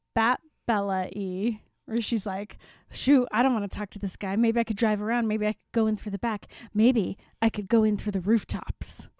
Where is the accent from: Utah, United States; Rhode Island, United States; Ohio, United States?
Utah, United States; Salt Lake City; I grew up in Salt Lake